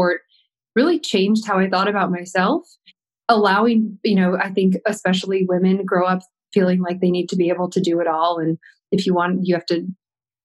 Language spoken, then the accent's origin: English; Williamsville, New York, United States; I grew up outside Buffalo, New York, in a town called Williamsville